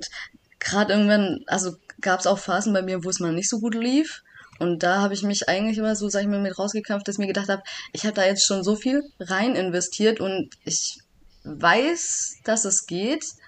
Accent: Backnang, Baden-Württemberg, Germany; now in Sindelfingen, Germany; komme aus Backnang, das ist auch immer noch mein Heimatverein

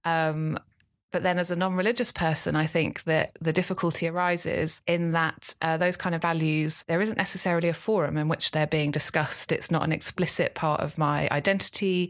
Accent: London, United Kingdom; I grew up in North London, in Islington

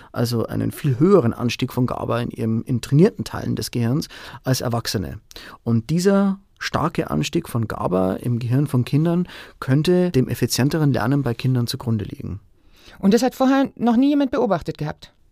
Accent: Bavaria, Germany; Also ich komme ursprünglich aus der Oberpfalz, meine Familie lebt hier, meiner Frau gefällt es hier sehr gut.

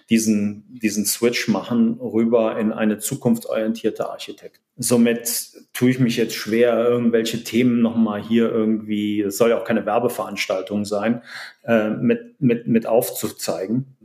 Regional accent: Cologne, North Rhine-Westphalia, Germany; born there; Aber ja, wie du schon gesagt hast, äh, geboren in Köln.

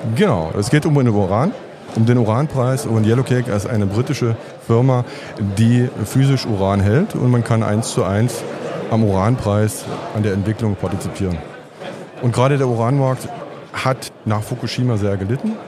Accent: Bautzen, Saxony, Germany; ich komme aus Bautzen und bin Zahnarzt mit Interesse für die Börse

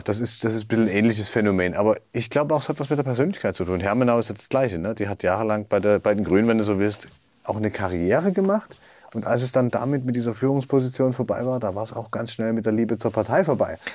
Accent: East Germany, Germany; als Ostdeutsche

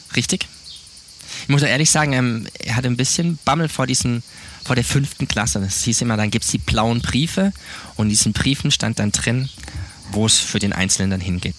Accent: Baden-Württemberg, Germany; moved away as an adult; also born or lived in Neubrandenburg; now in Montpellier, France; ich bin aufgewachsen in Süddeutschland, Südbaden

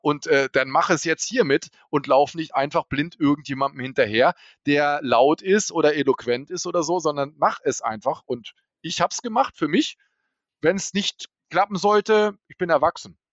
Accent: Hanover, Lower Saxony, Germany; ich komme aus Hannover

